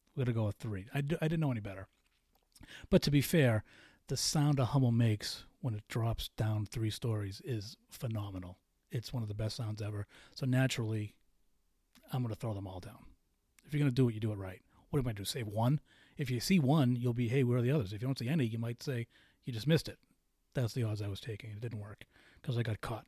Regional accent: Boston, Massachusetts, United States; I'm from Boston.

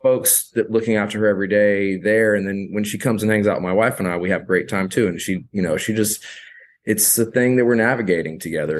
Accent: rural South Carolina, United States; moved away as an adult; also born or lived in Charleston, South Carolina / Asheville, North Carolina; now in Austin, United States; growing up in South Carolina, like, rural South Carolina

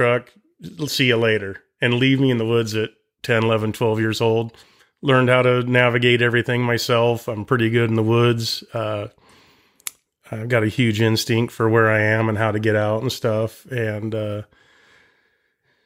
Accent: Vancouver, Washington, United States; Growing up in Vancouver

